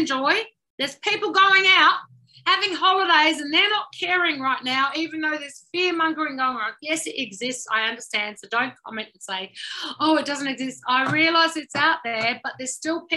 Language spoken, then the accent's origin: English; Adelaide, South Australia, Australia; moved away; I'm originally from Adelaide a long time ago, which I fled many, many, many times.